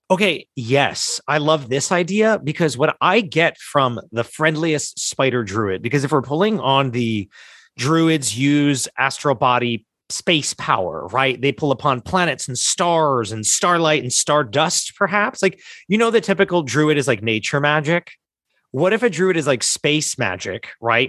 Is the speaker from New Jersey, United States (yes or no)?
yes; New Jersey, United States; we're from South Jersey, which is weirdly Philly adjacent